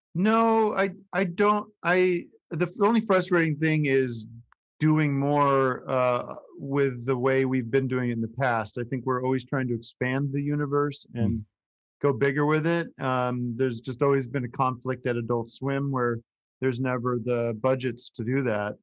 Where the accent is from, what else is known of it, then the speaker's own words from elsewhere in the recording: Allentown, Pennsylvania, United States; moved away; when I was growing up in the 80s, it was starting to shrink